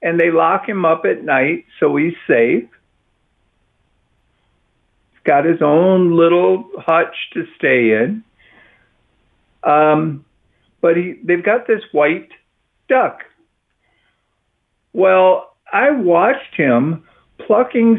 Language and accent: English; Midwest, United States; now in Texas, United States; I'm from the Midwest